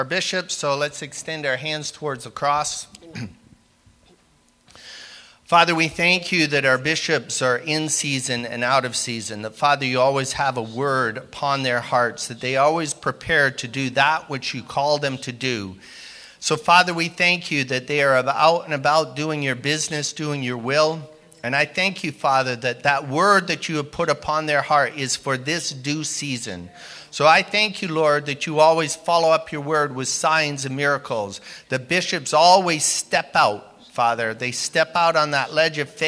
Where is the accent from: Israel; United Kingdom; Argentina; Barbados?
United Kingdom; also born or lived in Canada; now in United States; I am British by birth, which means I'm a British citizen.